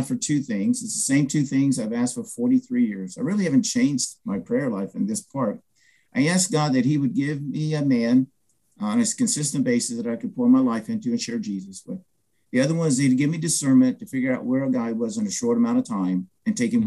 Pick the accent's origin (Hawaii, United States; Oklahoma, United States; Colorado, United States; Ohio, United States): Ohio, United States; Franklin; also born or lived in Albuquerque, New Mexico; I grew up in Franklin, Ohio, which is south of Dayton, Ohio